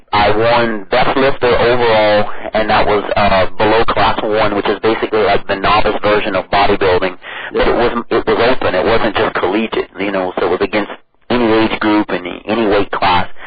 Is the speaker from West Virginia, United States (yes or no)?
no; Cut Off, Louisiana, United States; moved away as an adult; also born or lived in Norfolk, Virginia; originally from southeast Louisiana, a place called Cutoff. And I mean, we are basically on the Gulf of Mexico. It is a uh, big uh, fishing community. I'm Cajun French.